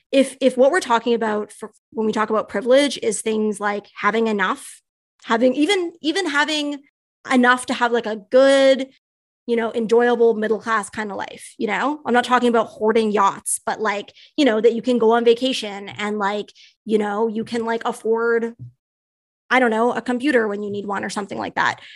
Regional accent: Canada; I'm a Canadian

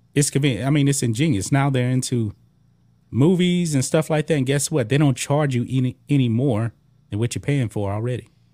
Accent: Beaumont, Texas, United States; I grew up in Beaumont

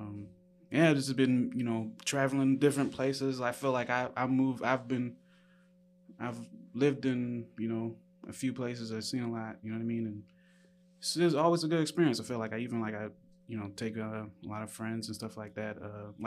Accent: Savannah, Georgia, United States; moved away as an adult; also born or lived in Birmingham, Alabama; now in Chicago, United States; I come from Savannah, Georgia, born in Birmingham, Alabama, and I spent most of my time in Savannah, Georgia

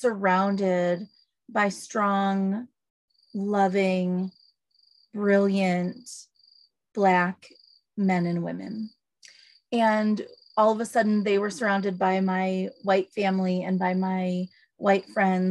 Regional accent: United States; moved away as an adult; now in Zimbabwe; I am a white mom. Oh, and I grew up in America with a lot of privilege. And I raised two daughters, one black and one brown, in Southern Africa.

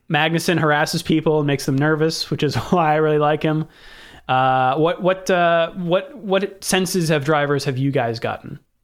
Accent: Northern California, United States; I'm from Northern California and not twenty-seven

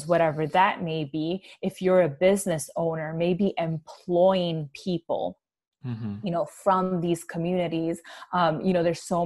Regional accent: New York City, New York, United States; growing up in the Bronx in the 90s

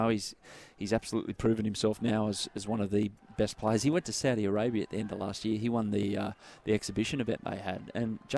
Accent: Australia; we're Australian

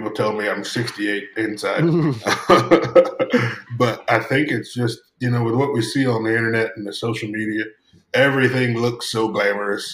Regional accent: Tennessee, United States; moved away; also born or lived in Colorado; I grew up in Tennessee, and we got a little farm back there

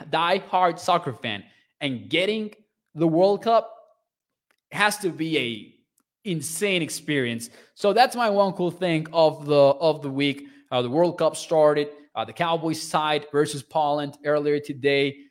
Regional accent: Mexico; I am from Mexico.

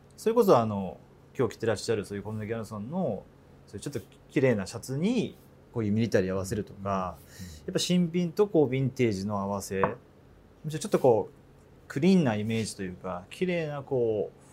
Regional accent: Hokkaido, Japan; moved away as an adult; now in Tokyo, Japan; 僕は北海道出身でこっちこう東京出てきたのも、まあ、わりかし遅かったので

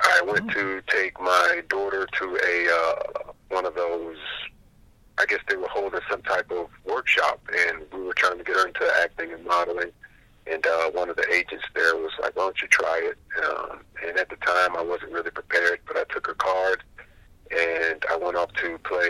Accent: Clearwater, Florida, United States; I grew up in Florida, the Tampa Bay area.

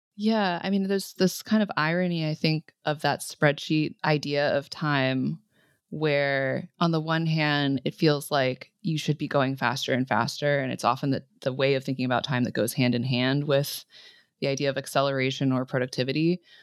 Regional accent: California, United States; growing up in California

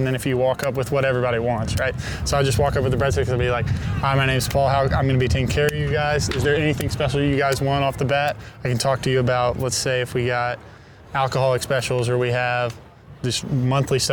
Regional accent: Fuquay-Varina, North Carolina, United States; moved away as an adult; now in New York, United States; I'm from Fuquay-Varina, North Carolina, like a small town, North Carolina

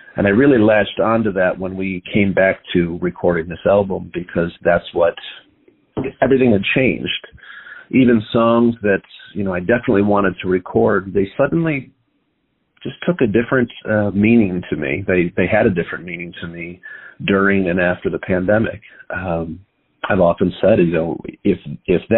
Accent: Buffalo, New York, United States; moved away as an adult; now in Chicago, United States; I grew up in Buffalo, New York

